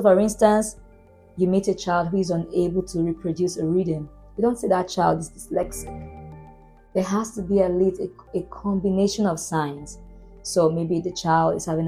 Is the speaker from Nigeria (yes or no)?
yes; Boko, Benue, Nigeria; moved away; where I grew up in Benue State, a town called Boko